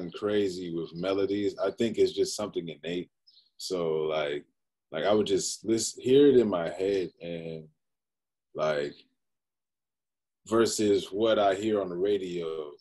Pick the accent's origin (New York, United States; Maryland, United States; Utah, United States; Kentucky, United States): Maryland, United States; Prince George's County; I grew up in Prince George's County, Maryland, PG County